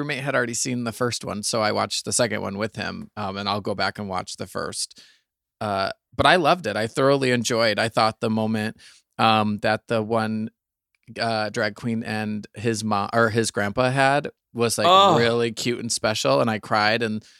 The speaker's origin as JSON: {"language": "English", "region": "Michigan", "country": "United States", "said": "Well, I'm from Michigan. All of our Christmas events are tailgate themed."}